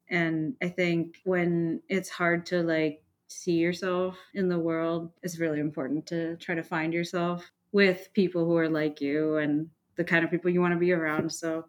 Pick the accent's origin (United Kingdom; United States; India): India; moved away; And, you know, I'm from India. I'm Indian. I was born in India. I moved for school and work and things like that and ended up here.